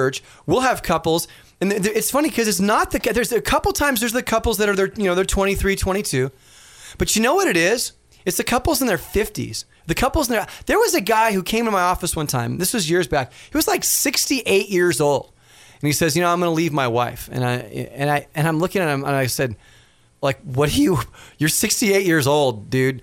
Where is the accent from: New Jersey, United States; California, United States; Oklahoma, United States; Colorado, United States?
California, United States; Los Angeles; I'm from Los Angeles